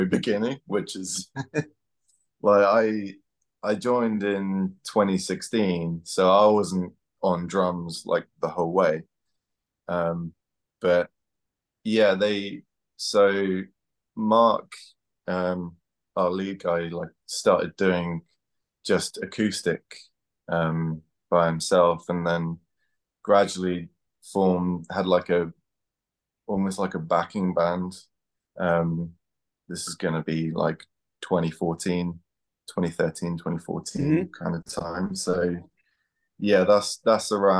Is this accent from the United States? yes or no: no; Guernsey; now in Brighton, United Kingdom; I'm from Guernsey in the Channel Islands